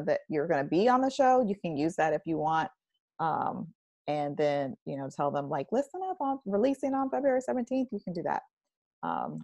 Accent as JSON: {"language": "English", "town": "Orlando", "region": "Florida", "country": "United States", "tie": "born or raised there", "lives_now": "Tallahassee, United States", "said": "I grew up in Orlando"}